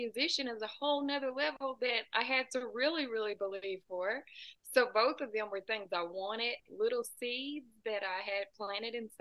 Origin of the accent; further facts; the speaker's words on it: United States; I'm about 2 hours south of Nashville